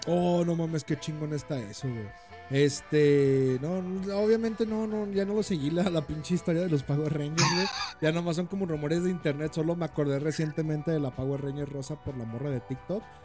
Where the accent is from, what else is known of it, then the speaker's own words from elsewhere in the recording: Mexico; como mexicano